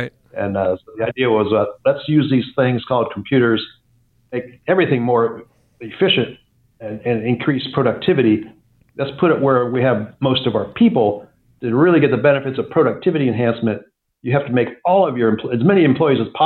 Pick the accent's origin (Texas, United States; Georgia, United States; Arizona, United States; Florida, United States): Georgia, United States; Atlanta; also born or lived in Minnesota / Pittsburgh; I, I um, grew up, well, I was born in Minnesota, worked my way south, lived in Pittsburgh. Uh, my father worked for U.S. Steel Corporation. And then uh, eventually uh, he ended up in the southeast, uh, headquartered in Atlanta, Georgia. So I, I, finished high school in Atlanta, Georgia.